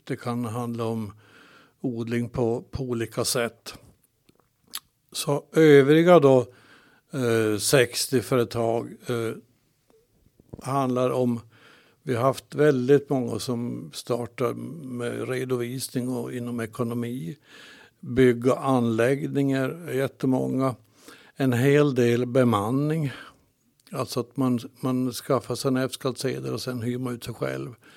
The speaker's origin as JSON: {"language": "Swedish", "town": "Kalix", "region": "Norrbotten County", "country": "Sweden", "tie": "born or raised there", "said": "född och uppväxt i Kalix och har bott här hela mitt liv"}